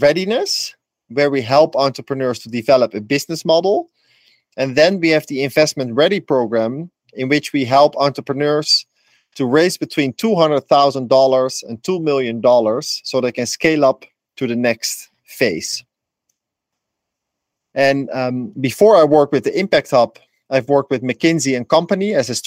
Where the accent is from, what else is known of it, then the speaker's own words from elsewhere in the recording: Netherlands; also born or lived in Amsterdam, Netherlands; now in Ecuador; I'm from the Netherlands. I lived in Amsterdam for a long time